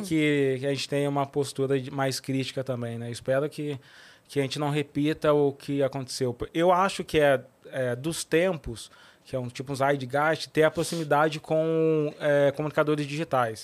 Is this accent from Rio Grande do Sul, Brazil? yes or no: no; Cruzeiro, São Paulo, Brazil; moved away; lá na minha cidade, lá em Cruzeiro